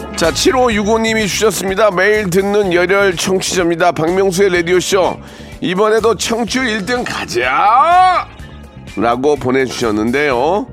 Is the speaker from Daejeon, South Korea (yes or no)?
no; Gunsan, North Jeolla, South Korea; moved away; 섬이 많은 정말 살기 좋은 제 고향이긴 한데